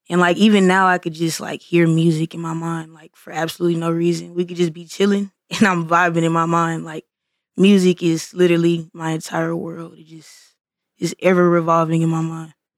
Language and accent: English; Missouri City, Texas, United States; I'm from Mo City